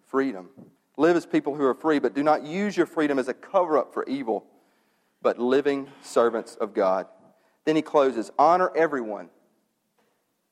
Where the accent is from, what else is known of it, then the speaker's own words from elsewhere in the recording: United States; I'm an American